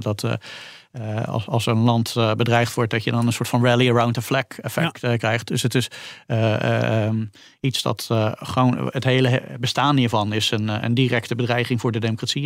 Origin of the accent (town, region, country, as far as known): Netherlands